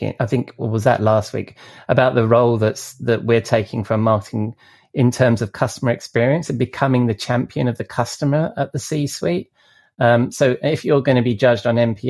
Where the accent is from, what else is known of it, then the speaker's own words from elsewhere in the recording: United Kingdom; as a British person